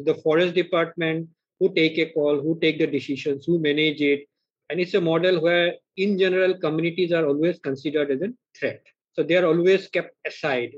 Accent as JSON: {"language": "English", "region": "Arunachal Pradesh", "country": "India", "tie": "born or raised there", "also_born_or_lived": "Northeast India", "said": "My childhood I spent really in the wilderness in Arunachal Pradesh"}